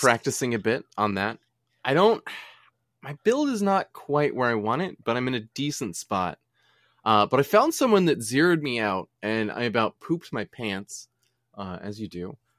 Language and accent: English; United States; we're American.